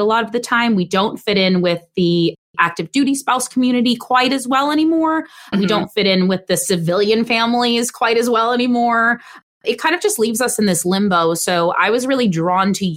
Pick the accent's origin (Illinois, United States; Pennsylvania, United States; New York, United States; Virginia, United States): New York, United States; New York City; moved away as an adult; also born or lived in Long Island; We're both originally from New York City, and we returned to New York City after his service ended